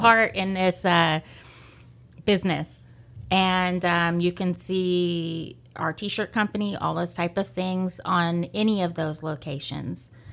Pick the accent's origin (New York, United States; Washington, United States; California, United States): California, United States; Lamont; moved away as an adult; also born or lived in Bakersfield, California; I grew up in Lamont